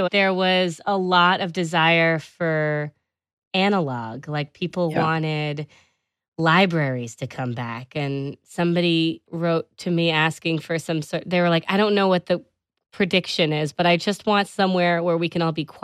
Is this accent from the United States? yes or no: no; Bristol, South West England, United Kingdom; I'm from Bristol in the UK.